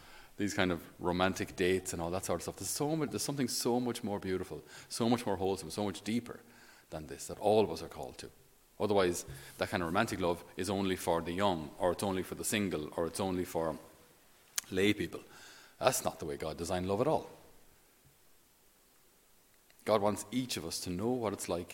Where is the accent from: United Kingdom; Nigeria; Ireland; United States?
Ireland; especially as Irish